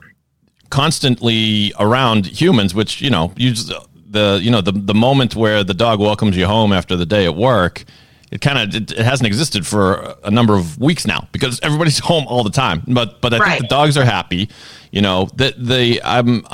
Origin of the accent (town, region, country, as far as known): Boston, Massachusetts, United States